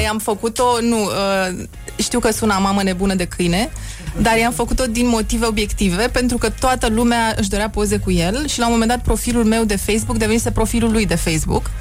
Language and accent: Romanian; Bucharest, Romania; also born or lived in Bukovina / Transylvania; eu sunt din București